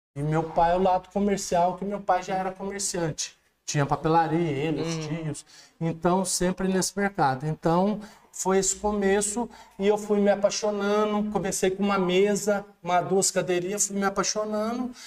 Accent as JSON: {"language": "Portuguese", "town": "Alfenas", "region": "Minas Gerais", "country": "Brazil", "tie": "born or raised there", "said": "Sou, eu sou nascido em Alfenas, é, eh, dia 20 de maio de 1965, às, às 14h25, na Santa Casa de Alfenas"}